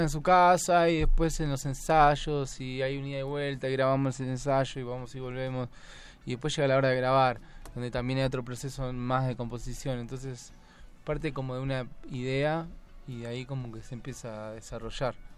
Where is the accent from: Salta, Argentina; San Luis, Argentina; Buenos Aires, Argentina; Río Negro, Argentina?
Buenos Aires, Argentina; Buenos Aires / La Plata, Argentina; Somos de Buenos Aires, de La Plata y de Buenos Aires Capital